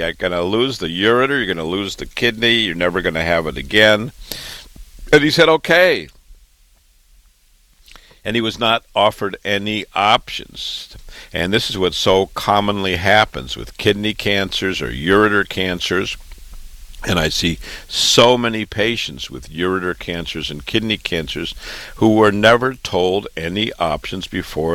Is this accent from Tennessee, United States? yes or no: no; Waterloo, Iowa, United States; moved away as an adult; also born or lived in Chicago, Illinois / Boston, Massachusetts; now in New York, United States; I was born and raised in Waterloo, Iowa